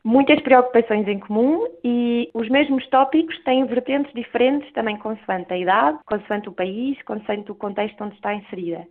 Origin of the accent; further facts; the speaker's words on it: Portugal; also born or lived in England; now in United Kingdom; como portuguesa jovem no estrangeiro